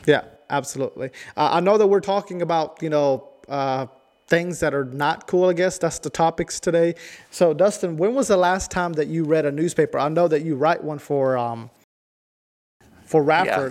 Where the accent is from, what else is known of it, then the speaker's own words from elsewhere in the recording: El Salvador; now in New River Valley, United States; I'm from El Salvador